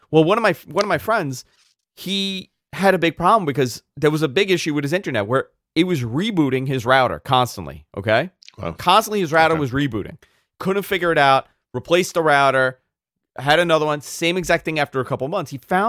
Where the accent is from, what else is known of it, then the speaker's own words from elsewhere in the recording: New York, United States; like it's so bizarre, like how it knows I'm a New Yorker.